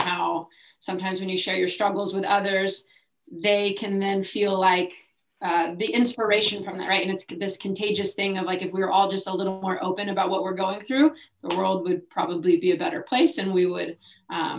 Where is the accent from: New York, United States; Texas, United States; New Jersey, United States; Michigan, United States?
Texas, United States; Dallas; moved away; I grew up in Dallas, Texas, like North Dallas, Richardson area